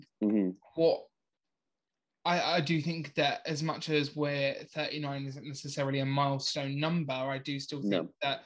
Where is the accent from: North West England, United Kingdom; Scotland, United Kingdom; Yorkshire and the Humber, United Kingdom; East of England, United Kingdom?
East of England, United Kingdom; Essex; accent: Essex; my Essex accent.